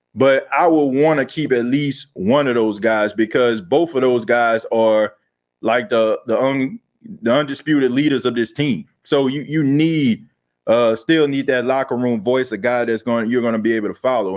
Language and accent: English; New Orleans, Louisiana, United States; now in Myrtle Beach, United States; I was born and raised in New Orleans, man. Grew up in the Night Ward area